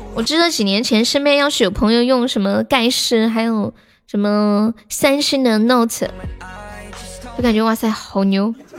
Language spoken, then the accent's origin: Chinese; Sichuan, China; accent: Sichuanese; 我们四川话叫 师傅撒一周